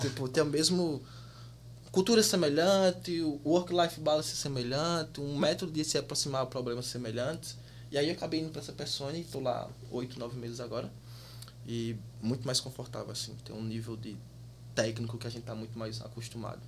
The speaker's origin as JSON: {"language": "Portuguese", "region": "Paraíba", "country": "Brazil", "also_born_or_lived": "Rio de Janeiro / Campina Grande", "moved": "as an adult", "lives_now": "Munich, Germany", "said": "sou da Paraíba"}